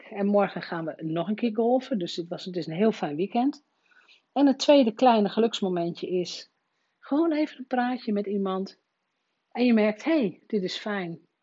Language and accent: Dutch; Rolde, Drenthe, Netherlands; mijn geboortedorp Rode